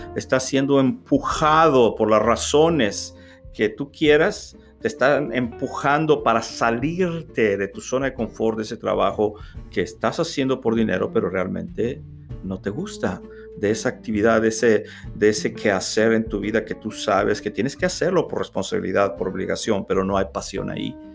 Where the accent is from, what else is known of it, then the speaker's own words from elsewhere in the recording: Reynosa, Tamaulipas, Mexico; moved away as an adult; now in United States; ya no pude regresar a mi natal Reynosa, Tamaulipas, México